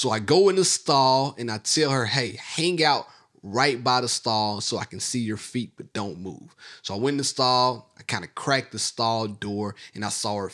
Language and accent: English; Mississippi, United States; I'm from Mississippi. Hurricane Katrina came through my town